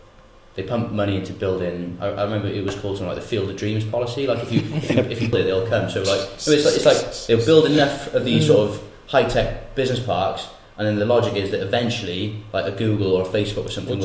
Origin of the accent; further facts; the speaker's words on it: Porthcawl, Wales, United Kingdom; I'm from Porthcawl